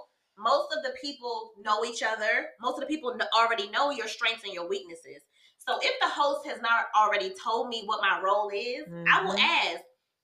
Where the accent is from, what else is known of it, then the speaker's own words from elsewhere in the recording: the South, United States; I'm from the South.